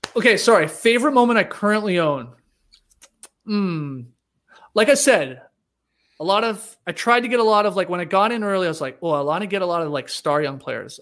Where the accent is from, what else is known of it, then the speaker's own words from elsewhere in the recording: Stratford, Ontario, Canada; I'm from Stratford